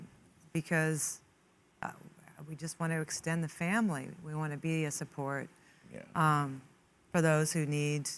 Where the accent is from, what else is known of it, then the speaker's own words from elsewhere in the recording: New York City, New York, United States; I grew up in Queens with an Italian family, Catholic Italian